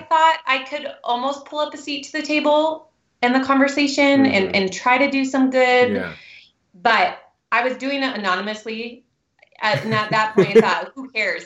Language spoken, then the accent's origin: English; Newberg, Oregon, United States; also born or lived in Seattle, Washington; I moved here to Oregon when I was young, and my husband and I met at Newberg High School